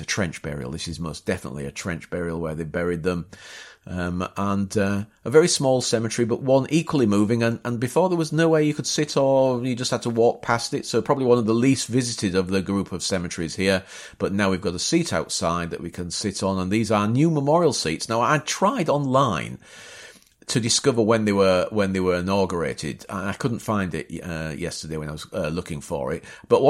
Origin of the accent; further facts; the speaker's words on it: Bapaume, Hauts-de-France, France; It also twinned itself with Bapaume, my hometown.